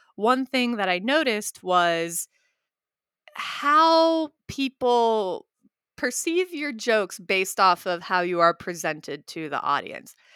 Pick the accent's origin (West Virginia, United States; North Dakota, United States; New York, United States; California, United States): West Virginia, United States; growing up as a Indian American in West Virginia